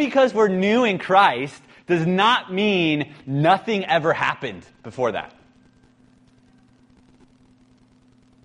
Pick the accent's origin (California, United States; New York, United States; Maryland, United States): California, United States; San Francisco; I'm from San Francisco.